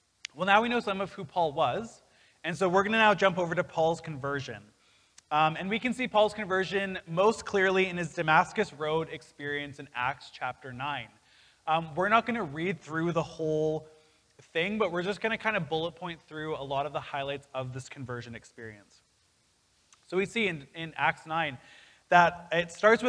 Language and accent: English; Canada; I'm a citizen of Canada because I was born in Canada